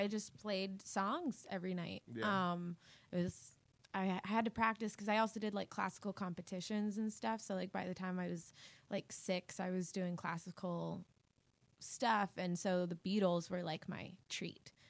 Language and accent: English; Hilton Head Island, South Carolina, United States; moved away; also born or lived in Charleston, South Carolina; I'm from Hilton Head Island, South Carolina.